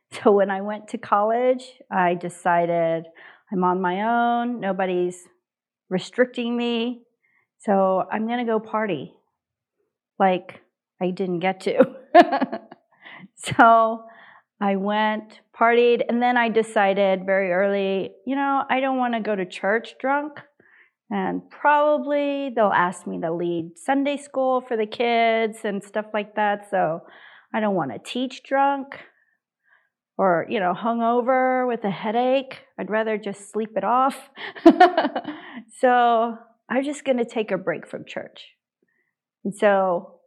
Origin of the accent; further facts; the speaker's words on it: United States; I'm Korean American.